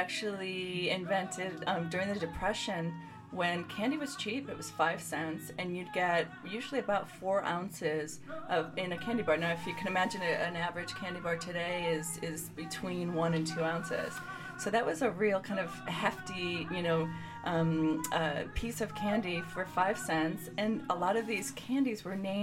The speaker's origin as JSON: {"language": "English", "town": "Chicago", "region": "Illinois", "country": "United States", "said": "I'm from the Chicagoland area."}